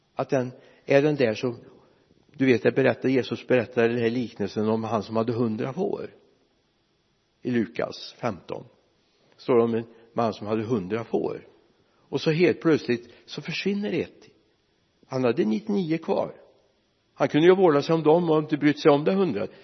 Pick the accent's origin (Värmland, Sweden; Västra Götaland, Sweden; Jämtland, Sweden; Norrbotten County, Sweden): Västra Götaland, Sweden; Mariestad; moved away; also born or lived in Lidköping; vår hemförsamling hemma i Vänersborg eller i Mariestad